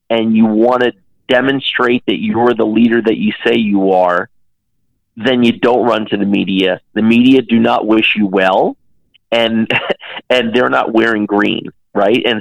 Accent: Dallas, Texas, United States; You know, I grew up in Dallas, right?

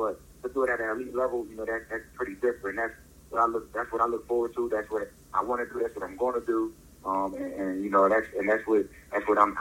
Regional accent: Philadelphia, Pennsylvania, United States; moved away; coming back to the city, coming back to my hometown

